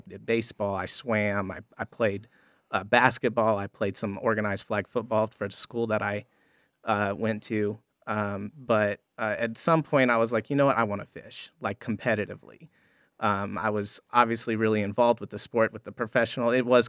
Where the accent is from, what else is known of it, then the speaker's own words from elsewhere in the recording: Florida, United States; Growing up, I grew up in South Florida. And one of the beautiful things about South Florida is fishing is everywhere.